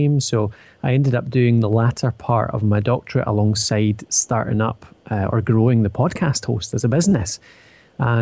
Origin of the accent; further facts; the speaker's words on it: Edinburgh, Scotland, United Kingdom; accent: Scottish; now in Dundee, United Kingdom; I'm from Scotland, as you can probably tell from the accent, currently residing in Dundee, but started out in Edinburgh